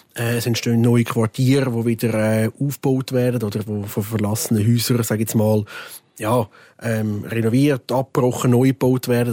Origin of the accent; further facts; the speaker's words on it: Switzerland; bei uns in der Schweiz